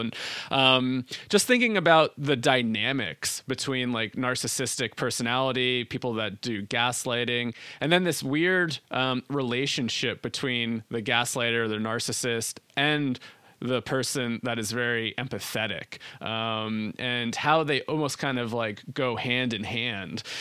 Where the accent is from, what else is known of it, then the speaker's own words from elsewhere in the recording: New Jersey, United States; I grew up in New Jersey.